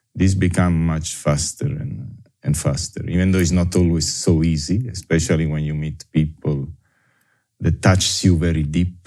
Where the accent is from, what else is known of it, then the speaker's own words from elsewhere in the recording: Naples, Campania, Italy; English is a second language; moved away as an adult; also born or lived in Caribbean; I was born in Napoli in 1966 and I grow and raise in Italy, in Napoli, uh, up until my university degree, and then I left.